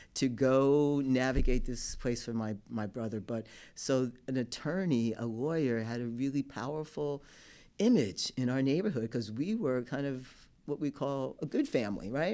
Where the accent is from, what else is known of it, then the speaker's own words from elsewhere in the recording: Newark, New Jersey, United States; also born or lived in New York City; I grew up in Newark, New Jersey.